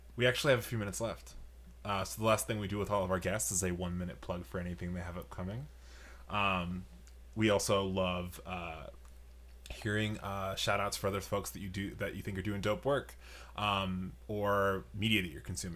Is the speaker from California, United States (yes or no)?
no; New York, United States; now in Chicago, United States; I'm from New York